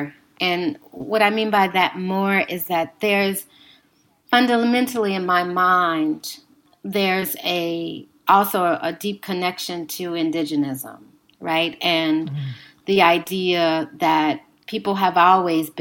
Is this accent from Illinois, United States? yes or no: yes; Chicago, Illinois, United States; I'm from Chicago, so I'm very familiar with these sites